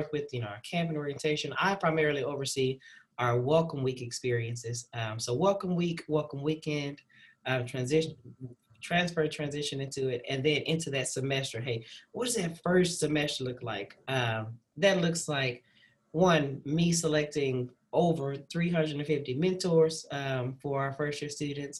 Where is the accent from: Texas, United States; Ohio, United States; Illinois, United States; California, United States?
Texas, United States; Dallas; moved away as an adult; also born or lived in Fayetteville, Arkansas; now in Waco, United States; I'm originally from Dallas, Texas